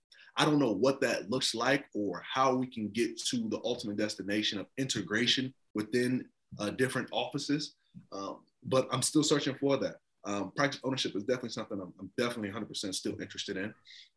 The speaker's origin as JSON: {"language": "English", "country": "Nigeria", "said": "We have three main tribes, which is Igbo, Hausa, and Yoruba. I hail from the Igbo tribe, and all the tribes are very good at what they do."}